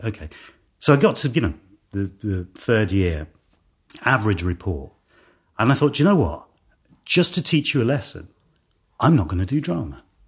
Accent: London, United Kingdom; also born or lived in Ealing; I was born in Ealing and then Hounslow, which is kind of, uh, uh, well, it's probably under one of the flight paths to Heathrow. Um, it's still in West London

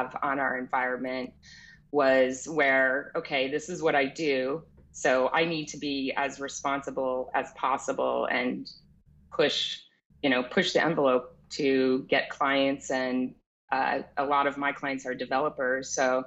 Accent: New England, United States; moved away; growing up in New England in nature

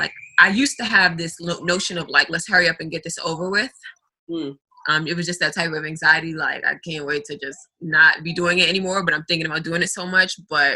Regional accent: New York City, New York, United States; I'm a music artist, television entertainer, and I'm from New York City, Jamaica, Queens.

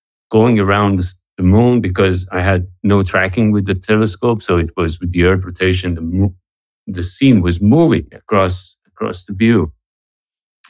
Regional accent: Tehran, Tehran Province, Iran; now in United States; I'm originally from Iran, from Tehran. I'm Iranian-American

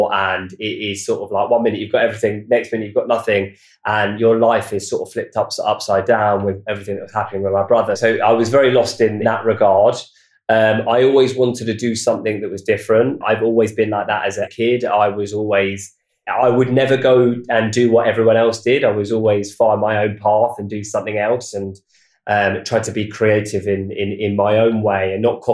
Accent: Watford, East of England, United Kingdom; moved away as an adult; now in London, United Kingdom; We grew up in near Watford in Hertfordshire

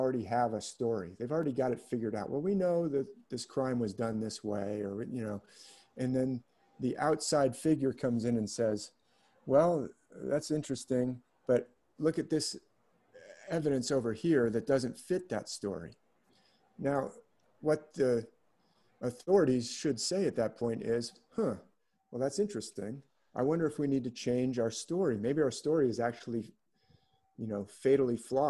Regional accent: San Francisco, California, United States; also born or lived in San Mateo; when I was growing up in San Francisco, they had them in like the Golden Gate Park.

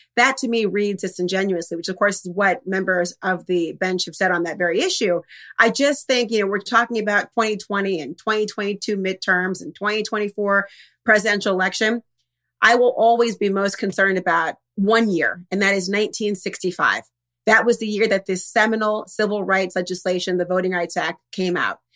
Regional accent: Minnesota, United States; I'm from Minnesota

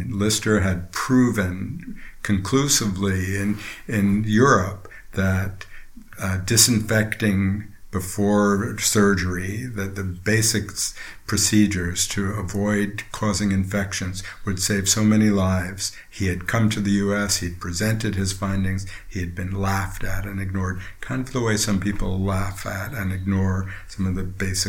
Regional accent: Princeton, New Jersey, United States; Just outside Princeton, New Jersey.

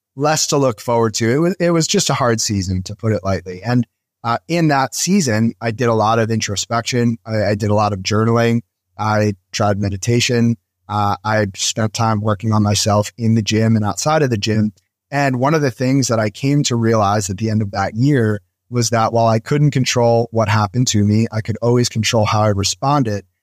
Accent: New Jersey, United States; moved away as an adult; also born or lived in Philadelphia; I moved to Philadelphia from where I grew up in New Jersey.

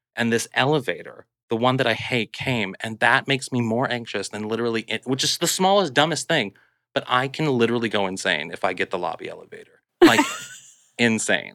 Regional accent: Kirkwood, Missouri, United States; moved away; I'm from Missouri, and I'm from this sort of, like, Kirkwood, which is like a suburb of Saint Louis

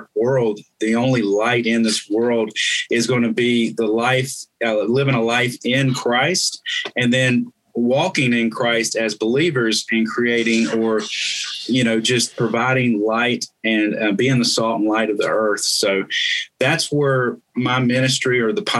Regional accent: North Carolina, United States; I'm from North Carolina

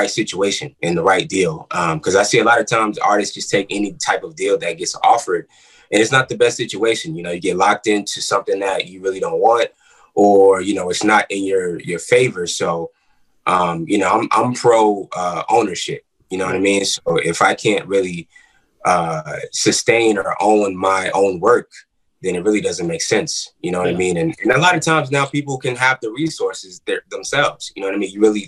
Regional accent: New York City, New York, United States; now in Atlanta, United States; I'm from Queens, New York

